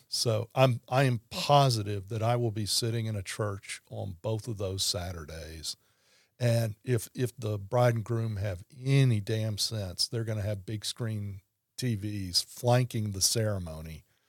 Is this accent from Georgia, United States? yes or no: no; Baton Rouge, Louisiana, United States; born and raised in Baton Rouge